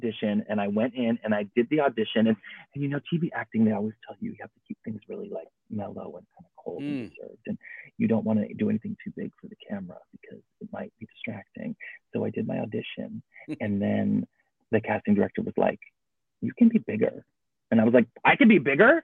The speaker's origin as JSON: {"language": "English", "area": "Orange County", "region": "California", "country": "United States", "tie": "born or raised there", "said": "I was in 714 and then eventually the 949."}